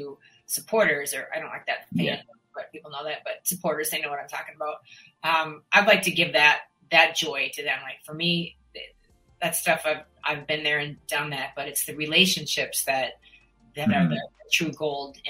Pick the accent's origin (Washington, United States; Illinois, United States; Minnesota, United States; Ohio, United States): Minnesota, United States; moved away; I feel like I honor my hometown by that sometimes. And then I just literally was on the phone with a friend back in Minnesota